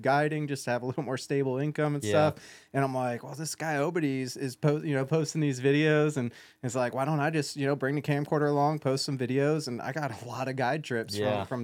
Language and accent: English; San Francisco Bay Area, California, United States; moved away as an adult; also born or lived in San Mateo / San Bruno; now in Tennessee, United States; I grew up in the Bay Area